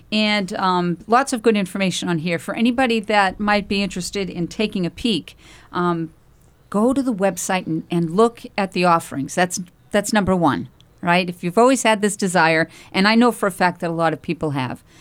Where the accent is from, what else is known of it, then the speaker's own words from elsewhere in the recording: Andover, Massachusetts, United States; Oh my gosh, I grew up in Andover, Massachusetts.